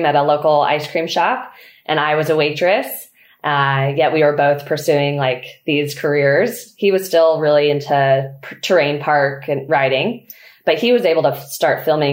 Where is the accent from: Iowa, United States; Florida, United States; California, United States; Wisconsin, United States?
California, United States; Truckee; also born or lived in Mammoth Lakes, California; So I grew up in Truckee, California, and I was born and raised there